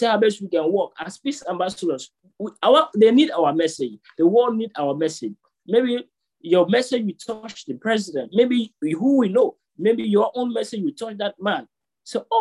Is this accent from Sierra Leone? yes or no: yes; Sierra Leone; now in Turkey; I'm from Sierra Leone, presently in Turkey.